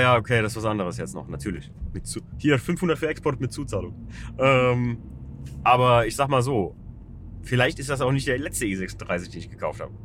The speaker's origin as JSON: {"language": "German", "country": "Germany", "tie": "born or raised there", "said": "Ferienort, in dem wir uns hier gerade befinden, ja, mein, mein Heimatort"}